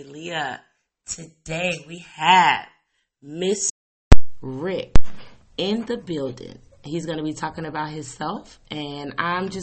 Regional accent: Chicago, Illinois, United States; I'm from Chicago

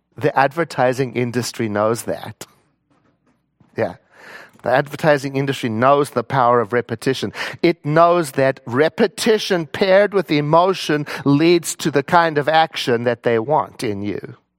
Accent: South Africa; I was born in South Africa in nineteen sixty-one

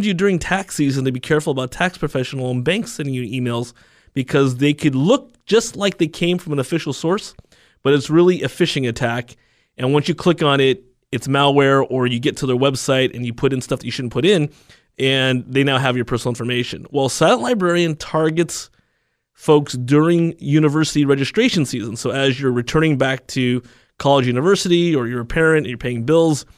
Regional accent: United States; I'm Chinese American

